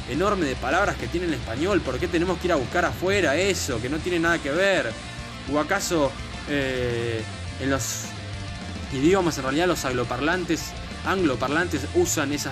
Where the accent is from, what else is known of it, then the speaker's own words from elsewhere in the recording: Argentina; es una falta de respeto hacia la identidad nacional, hacia lo que nos identifica como argentinos